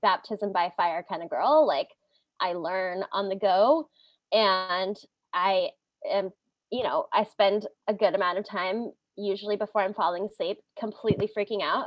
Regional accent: Hawaii, United States; I grew up in Hawaii

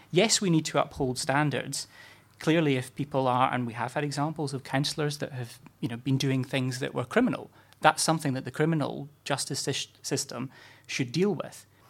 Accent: Scotland, United Kingdom; moved away; as a Scot and someone who doesn't live too far or didn't live too far from Kirkcaldy

